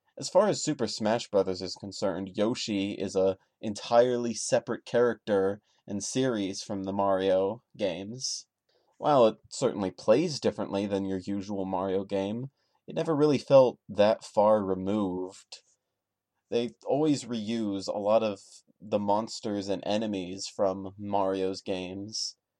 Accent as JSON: {"language": "English", "country": "United States", "said": "I am an American"}